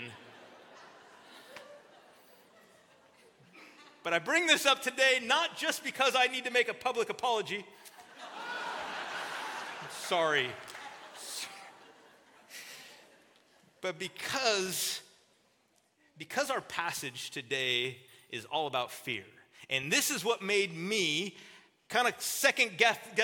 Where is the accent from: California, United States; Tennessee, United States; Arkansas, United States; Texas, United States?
California, United States; Southern; I'm from Southern California